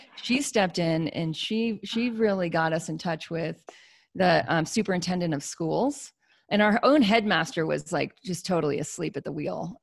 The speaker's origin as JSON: {"language": "English", "country": "United States", "said": "I'm an American"}